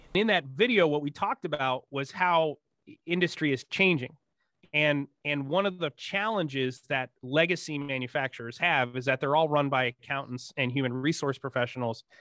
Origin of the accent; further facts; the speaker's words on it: Northeast, United States; I grew up in the Northeast in the nineteen eighties